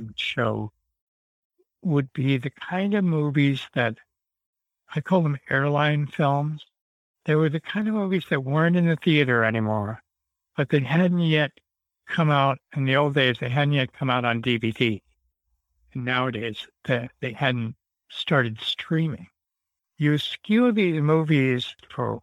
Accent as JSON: {"language": "English", "town": "Santa Barbara", "region": "California", "country": "United States", "tie": "born or raised there", "said": "I grew up in Santa Barbara and we went to Magic Lantern all the time"}